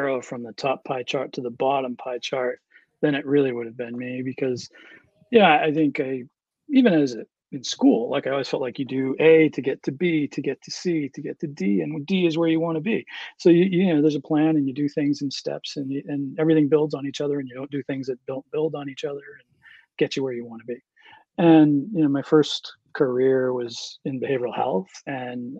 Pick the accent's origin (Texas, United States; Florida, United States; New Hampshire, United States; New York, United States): New Hampshire, United States; Berlin; I grew up in Berlin, New Hampshire.